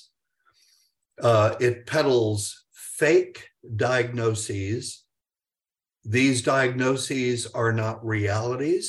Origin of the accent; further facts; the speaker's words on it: United States; we being the American public